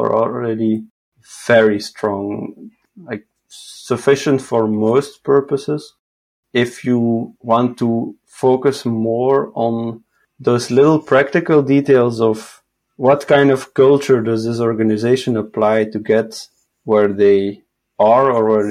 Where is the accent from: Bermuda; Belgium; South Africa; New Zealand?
Belgium; Sint-Truiden, Flanders; also born or lived in Hasselt / Leuven; now in Portugal; I was born in Hasselt, and then I spent my first few years as a toddler in Leuven, in the university city, and then we moved to Sint-Truiden, which is more east, 10 minutes from the Wallonian border